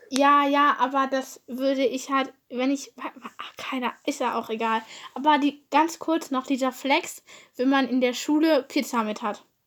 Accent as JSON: {"language": "German", "country": "Germany", "said": "Ich komme aus Deutschland, aber ist auch irgendwie klar, weil ich Deutsch rede"}